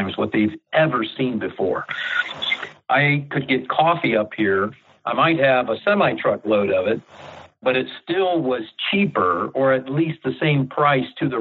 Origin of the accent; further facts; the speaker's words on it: Mercer, Pennsylvania, United States; now in Ohio, United States; I grew up near Mercer, Pennsylvania, up in the northwest area.